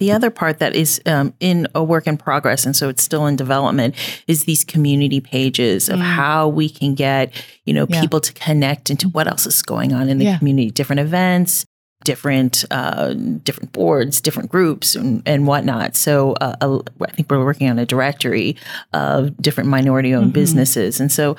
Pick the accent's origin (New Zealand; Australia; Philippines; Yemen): Philippines; a Filipina, like, yeah. I am very snobby on my Asian food, and hers is better than mine.